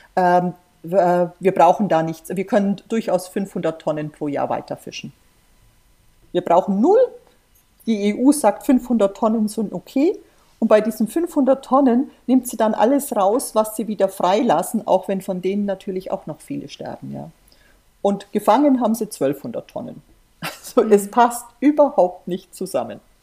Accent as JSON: {"language": "German", "country": "Germany", "said": "wir als Deutsche"}